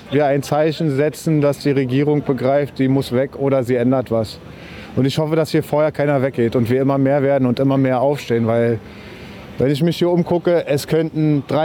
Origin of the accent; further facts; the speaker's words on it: Berlin, Germany; Hey, ich bin kein Rechter, ich komme aus Wedding, meine Freunde sind Polen, Russen, Araber, Jugoslawen.